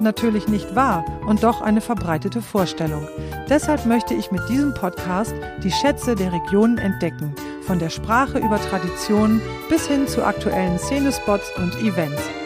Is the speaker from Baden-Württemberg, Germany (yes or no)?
no; East Frisia, Lower Saxony, Germany; also born or lived in Papenburg; ich stamme aus Ostfriesland